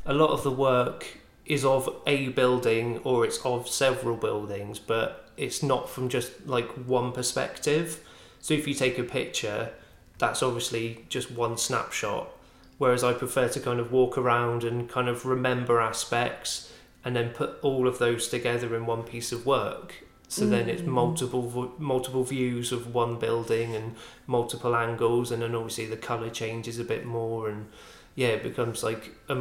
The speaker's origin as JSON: {"language": "English", "town": "Bournemouth", "region": "South West England", "country": "United Kingdom", "accent": "West Country", "moved": "as an adult", "lives_now": "Swansea, United Kingdom", "said": "I'm originally from Bournemouth. Despite my accent being quite West Country, I am actually from Bournemouth."}